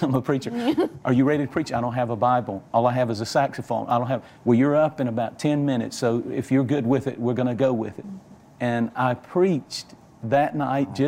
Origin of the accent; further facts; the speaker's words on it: Georgia, United States; I'm from Georgia. I'm a country. I'm as country as cornbread